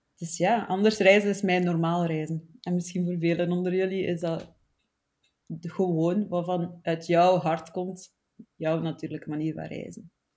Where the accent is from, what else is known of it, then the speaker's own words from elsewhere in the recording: Flanders, Belgium; accent: Flemish; also born or lived in Barcelona; Zoals dat je hoort, kom ik uit Vlaanderen